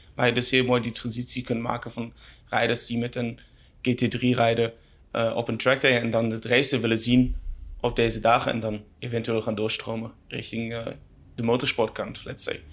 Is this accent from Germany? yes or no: yes; Germany; Dutch is a second language; moved away; ik kom oorspronkelijk uit Duitsland, dus dat ga je wel horen.